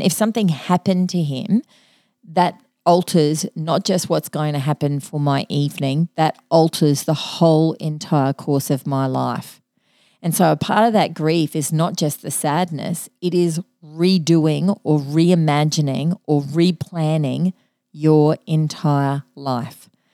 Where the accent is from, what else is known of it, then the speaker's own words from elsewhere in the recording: Mackay, Queensland, Australia; I grew up in Mackay and, uh, my, part of my cultural heritage is M-, Maltese.